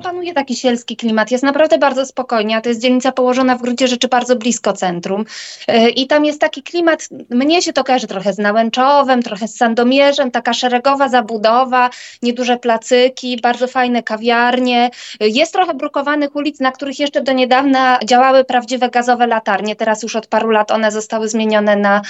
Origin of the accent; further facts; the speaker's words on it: Świętokrzyskie Voivodeship, Poland; moved away as an adult; now in Warsaw, Poland; my jesteśmy w ogóle ze świętokrzyskiego, jesteśmy słoiki warszawskie, przyjechaliśmy do Warszawy na studia